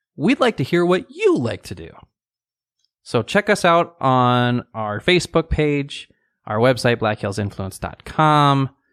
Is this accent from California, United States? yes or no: no; Rapid City, South Dakota, United States; So I was born in Rapid City and even myself being here thirty-six years now.